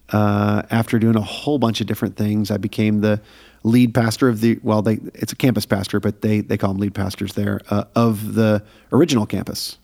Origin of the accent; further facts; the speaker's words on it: Syracuse, New York, United States; moved away as an adult; also born or lived in Pennsylvania / Phoenix; now in Atlanta, United States; I was born in Pennsylvania. Okay. Uh, spent a little bit of time in Pennsylvania, and then we um, we moved up to upstate New York